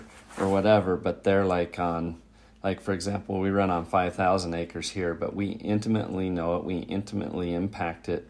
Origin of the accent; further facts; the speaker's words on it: Bighorn Basin, Wyoming, United States; now in Missoula, United States; I was born and raised in Wyoming. I grew up south of Billings, in the Bighorn Basin of Wyoming